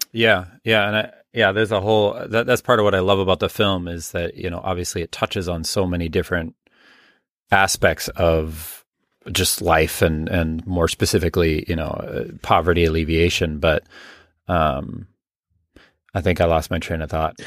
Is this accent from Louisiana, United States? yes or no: no; Minneapolis, Minnesota, United States; moved away as an adult; now in Rhinelander, United States; I'm originally from the Minneapolis area